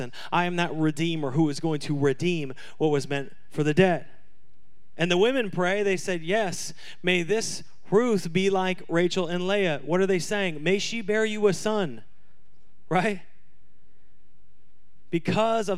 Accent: Washington, United States; I'm from Washington

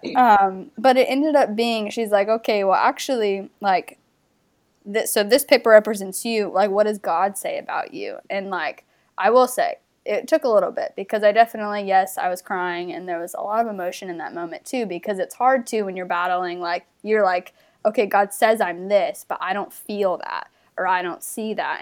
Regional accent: North Carolina, United States; moved away as an adult; also born or lived in Australia; I'm from North Carolina originally.

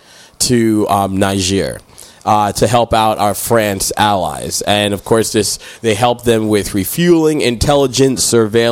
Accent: United States; I am American

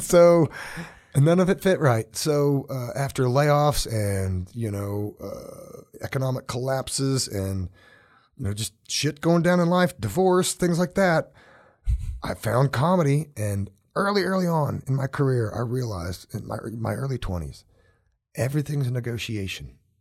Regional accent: Oklahoma, United States; now in Colorado, United States; Some of my earliest memories growing up in Oklahoma are barefoot, hot

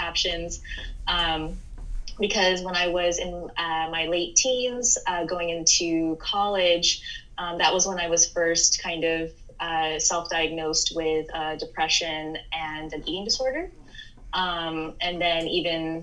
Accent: California, United States; moved away as an adult; also born or lived in Oklahoma / United Kingdom; now in Milan, Italy; I grew up in California pretty much from elementary school all the way through when I finished my PhD. So I consider myself a Cali girl

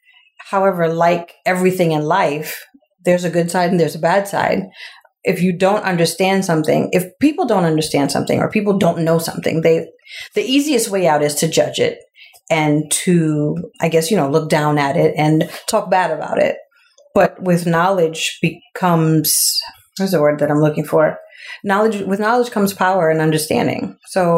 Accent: New York City, New York, United States; I grew up in Queens all my life

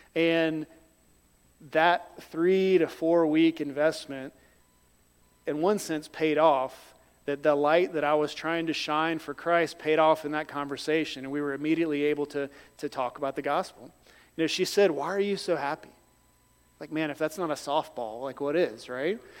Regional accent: North Carolina, United States; moved away; also born or lived in Liberia; I grew up in North Carolina

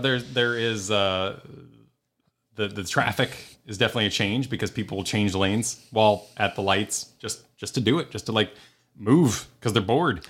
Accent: New Mexico, United States; moved away as an adult; now in Florida, United States; I grew up 'cause, you know, eight to, through all of high school, I was in New Mexico

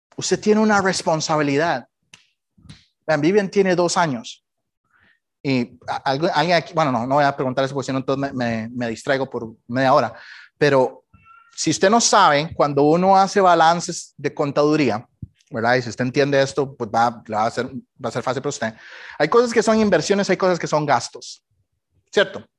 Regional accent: Costa Rica; moved away as an adult; now in United States; Cuando salí de Costa Rica

